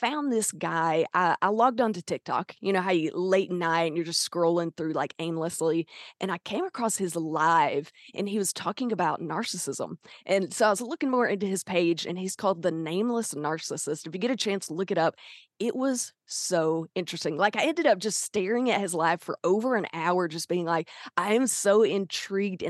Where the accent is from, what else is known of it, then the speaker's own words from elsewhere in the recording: Arkansas, United States; accent: Southern twang; That is where I'm from. We are from the South. That's where that twang comes from